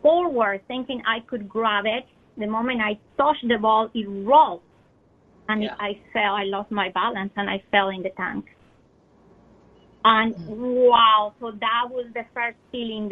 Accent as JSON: {"language": "English", "region": "Bogotá", "country": "Colombia", "tie": "born or raised there", "moved": "yes", "said": "I was born in Colombia, I come from hot weather country. But Bogota is high up in the Andes."}